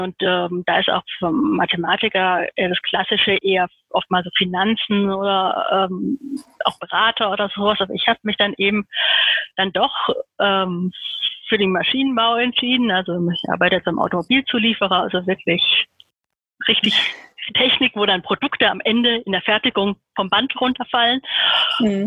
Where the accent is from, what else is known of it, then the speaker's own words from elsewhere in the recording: Heidelberg, Baden-Württemberg, Germany; ich bin in Heidelberg geboren